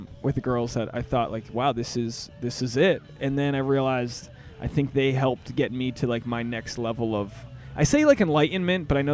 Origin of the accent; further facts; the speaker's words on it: Rhode Island, United States; now in Los Angeles, United States; I'm from Rhode Island